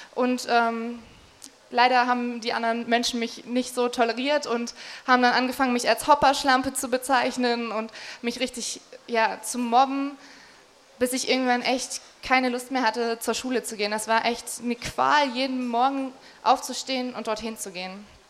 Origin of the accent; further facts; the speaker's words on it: Magdeburg, Saxony-Anhalt, Germany; Ich bin ähm, hier aufgewachsen in Magdeburg. Das ist meine Heimatstadt